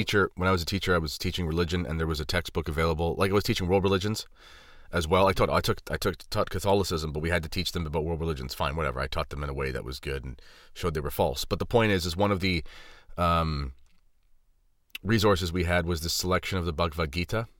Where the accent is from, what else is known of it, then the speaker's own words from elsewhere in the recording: Southwestern Ontario, Canada; I'm not from Toronto. I'm from Ontario, and I'm from Southwestern Ontario